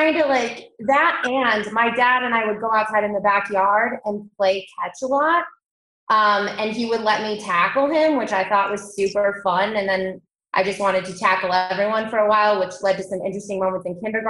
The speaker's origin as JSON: {"language": "English", "town": "Akron", "region": "Ohio", "country": "United States", "tie": "born or raised there", "moved": "yes", "lives_now": "Denver, United States", "said": "I was born in Akron, Ohio, so pretty close to Cleveland."}